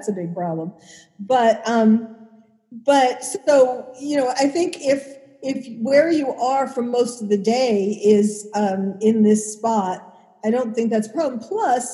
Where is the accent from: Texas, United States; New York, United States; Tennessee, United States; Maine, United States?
New York, United States; New York City; I was born and bred in New York City